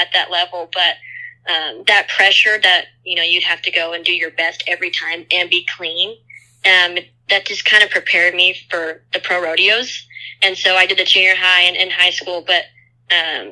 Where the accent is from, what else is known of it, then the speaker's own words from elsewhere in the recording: Corpus Christi, Texas, United States; I grew up in Corpus Christi, Texas. That's 45 minutes from the beach, so definitely South Texas